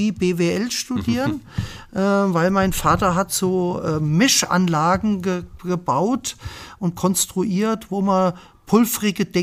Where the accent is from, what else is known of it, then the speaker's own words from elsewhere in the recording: Bad Hersfeld, Hesse, Germany; wenn ich heute gefragt werde, wo komme ich her, sage ich aus Bad Hersfeld.